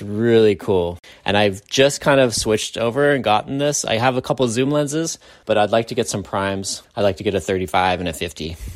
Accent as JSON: {"language": "English", "town": "San Francisco", "region": "California", "country": "United States", "tie": "born or raised there", "said": "growing up in San Francisco"}